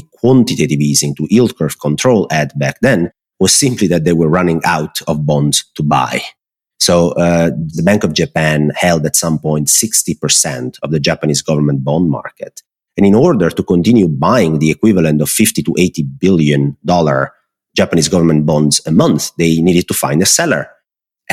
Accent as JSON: {"language": "English", "area": "close to the Amalfi Coast, Naples", "region": "Campania", "country": "Italy", "also_born_or_lived": "Netherlands", "moved": "as an adult", "said": "I live basically 70% of my time in the south of Italy, where I'm from"}